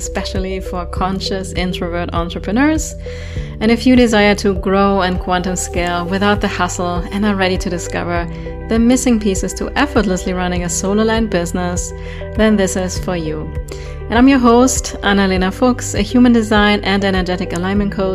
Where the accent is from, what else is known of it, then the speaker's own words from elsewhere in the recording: Germany; I'm from Germany. So we speak German